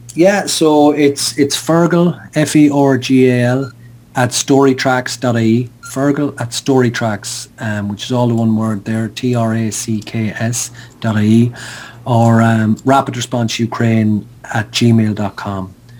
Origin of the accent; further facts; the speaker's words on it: Sligo, Connacht, Ireland; I picked up the phone in Sligo, my hometown